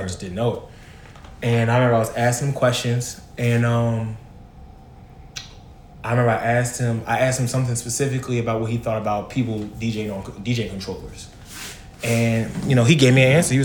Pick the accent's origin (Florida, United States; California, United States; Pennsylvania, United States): Pennsylvania, United States; Philadelphia; moved away; I'm from Philly